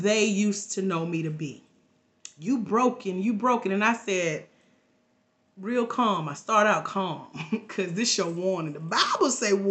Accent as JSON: {"language": "English", "region": "Georgia", "country": "United States", "said": "I'm from Georgia."}